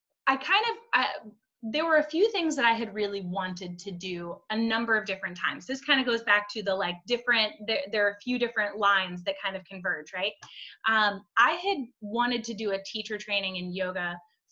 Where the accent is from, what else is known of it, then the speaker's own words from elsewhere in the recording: Vermont, United States; I grew up in Vermont